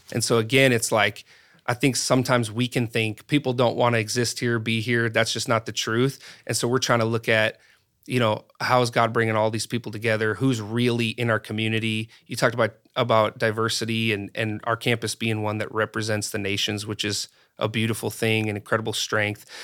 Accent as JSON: {"language": "English", "region": "North Dakota", "country": "United States", "tie": "born or raised there", "moved": "yes", "said": "growing up in North Dakota"}